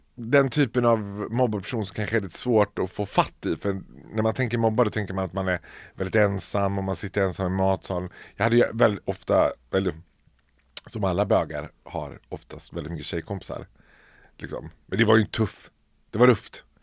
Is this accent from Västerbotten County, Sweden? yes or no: no; Borlänge, Dalarna County, Sweden; moved away; Jag är född och uppvuxen i Bålänge